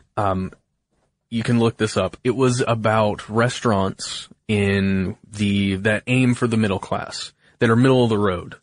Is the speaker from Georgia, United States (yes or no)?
yes; Alpharetta, Georgia, United States; born or raised there